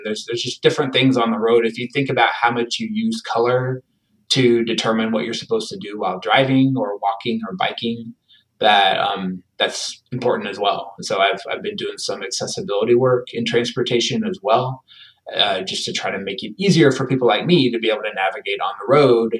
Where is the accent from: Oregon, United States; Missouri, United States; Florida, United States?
Missouri, United States; I grew up in a small town in Missouri